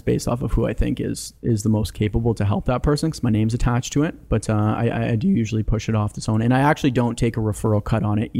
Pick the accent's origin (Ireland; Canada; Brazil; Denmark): Canada; born there; I was born in Canada. My brother was born in Croatia.